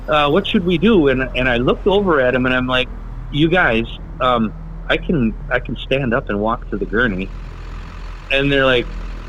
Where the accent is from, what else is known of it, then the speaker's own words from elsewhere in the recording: Cadott, Wisconsin, United States; carpooling with a guy and another girl that were in my class, and they both were from Stanley, and I was from Cadott.